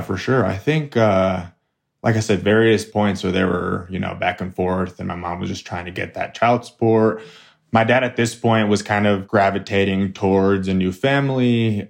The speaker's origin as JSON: {"language": "English", "town": "Flagstaff", "region": "Arizona", "country": "United States", "tie": "born or raised there", "said": "I grew up in Flagstaff, Arizona. born and raised here"}